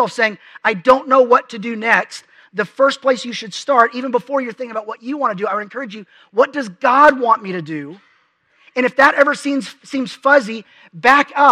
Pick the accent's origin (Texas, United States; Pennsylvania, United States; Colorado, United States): Texas, United States; Dallas; moved away as an adult; also born or lived in Lubbock, Texas; My parents have lived in the same house since I was 3